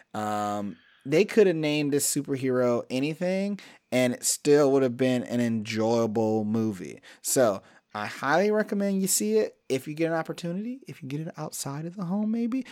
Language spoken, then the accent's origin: English; Cleveland, Ohio, United States; I come from Cleveland, the land of just stay the fuck out of my way